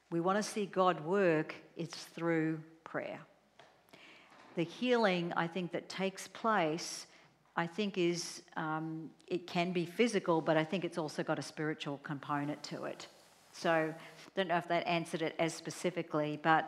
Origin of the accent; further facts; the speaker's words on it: Australia; I'm Australian